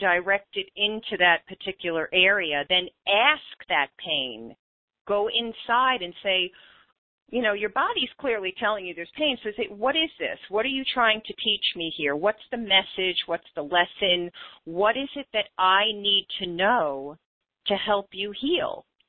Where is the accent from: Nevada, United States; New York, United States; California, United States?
New York, United States; moved away as an adult; also born or lived in West Coast; being a New Yorker away from home